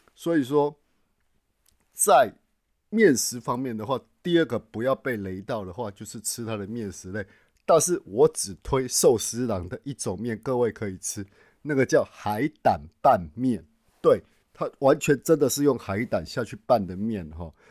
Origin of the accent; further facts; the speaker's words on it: Taichung, Taiwan; moved away as an adult; also born or lived in Tainan / Nagoya; now in Japan; 我是台中人，那我在台南也工作了十几年